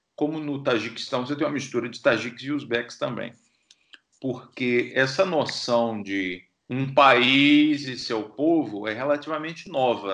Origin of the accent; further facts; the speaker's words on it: Feira de Santana, Bahia, Brazil; now in Stockholm, Sweden; eu saí de Feira de Santana, lá no Agreste